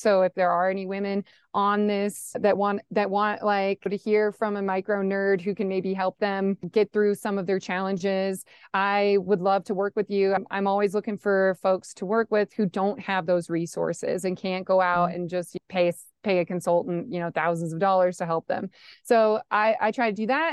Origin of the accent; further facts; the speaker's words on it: Nebraska, United States; moved away as an adult; also born or lived in Rochester; now in Colorado, United States; I grew up in Nebraska